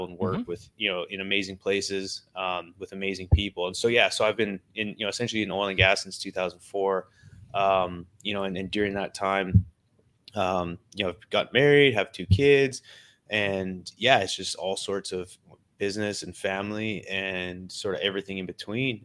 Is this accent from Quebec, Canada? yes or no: no; Vernon, British Columbia, Canada; moved away as an adult; also born or lived in Calgary, Alberta / Pennsylvania; I was born to essentially a single mother in Calgary, Alberta. When I was five, her and I moved out to British Columbia. I was raised in British Columbia